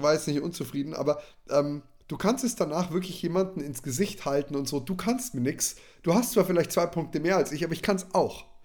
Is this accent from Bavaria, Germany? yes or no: yes; Neumarkt in der Oberpfalz, Bavaria, Germany; bei uns in Neumarkt